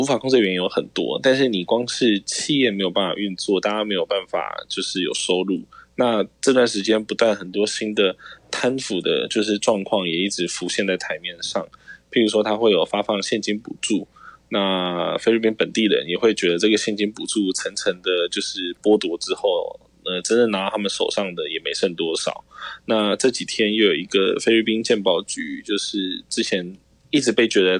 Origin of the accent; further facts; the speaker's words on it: Taiwan; now in Philippines; 我是台湾人